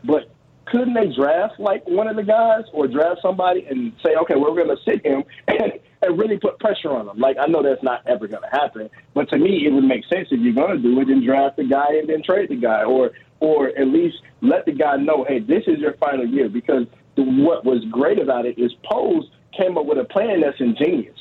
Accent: Chicago, Illinois, United States; moved away; I was born and raised in Chicago

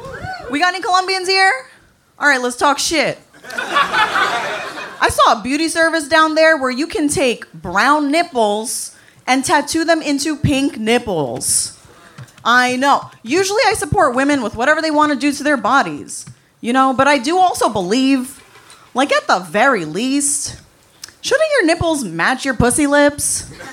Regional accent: New York City, New York, United States; New York City.

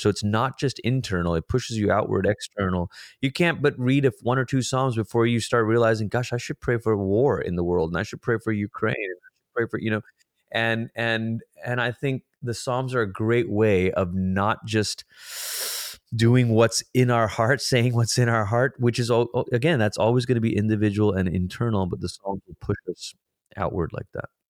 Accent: Malaysia; moved away; I'm a first generation immigrant. I grew up in Malaysia. It's where I'm from.

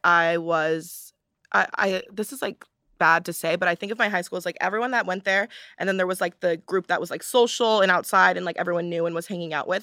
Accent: Palos Verdes, California, United States; I'm from Palos Verdes, California

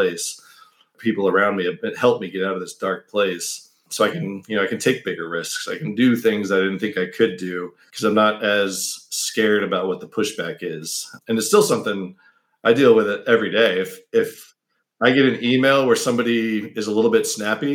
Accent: United States; I was the only American in the family

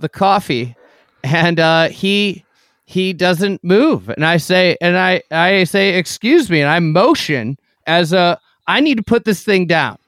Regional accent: Midwest, United States; I'm a Midwesterner

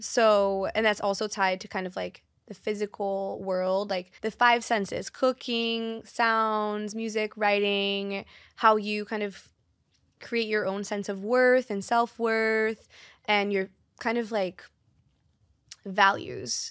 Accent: Brazil; born or raised there; moved away

